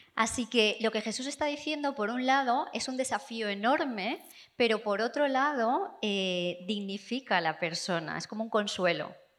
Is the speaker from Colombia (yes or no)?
no; England, United Kingdom; Spanish is a second language; vengo de Inglaterra